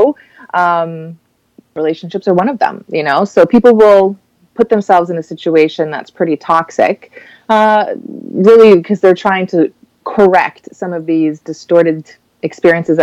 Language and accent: English; Cayman Islands; moved away as an adult; now in Miami, United States; I'm from the Cayman Islands